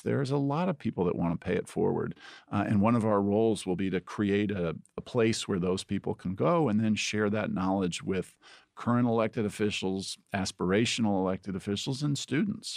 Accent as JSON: {"language": "English", "region": "Indiana", "country": "United States", "tie": "born or raised there", "moved": "as an adult", "lives_now": "Ohio, United States", "said": "I grew up in Indiana"}